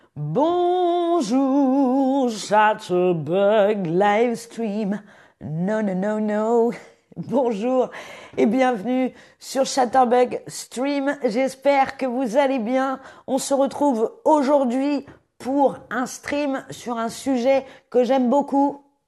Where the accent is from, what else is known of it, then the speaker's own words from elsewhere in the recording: Paris, Île-de-France, France; J'ai grandi à Paris